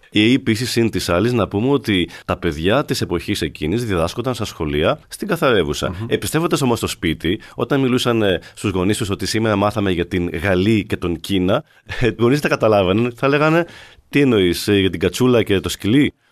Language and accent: Greek; Arcadia, Peloponnese, Greece; όταν ήμουν μικρό και μεγάλωσα στην Ακαδία